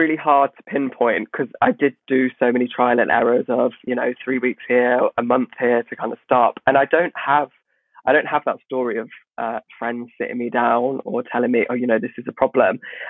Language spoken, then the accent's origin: English; Midlands, United Kingdom; oh, I'm from the Midlands. So I come from this village where, you know, I went to a Church of England